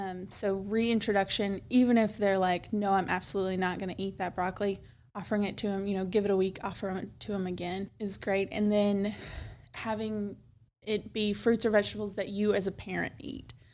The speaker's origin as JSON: {"language": "English", "town": "Milan", "region": "Tennessee", "country": "United States", "tie": "born or raised there", "also_born_or_lived": "Chattanooga, Tennessee", "said": "I was born and raised in Milan"}